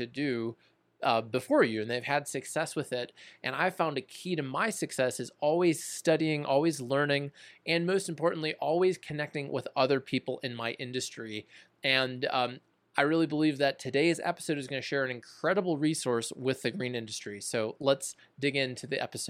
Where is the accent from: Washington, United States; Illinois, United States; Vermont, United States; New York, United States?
Illinois, United States; Arlington Heights; also born or lived in Mount Prospect, Illinois; I grew up in the Chicago suburbs too. I grew up in Arlington Heights